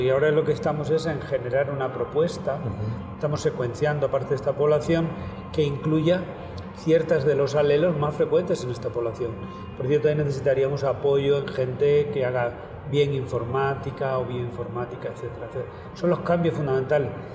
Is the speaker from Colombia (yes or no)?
no; Extremadura, Spain; also born or lived in Stockholm, Sweden / Los Angeles, United States; decidí volver, volver a mi tierra, Extremadura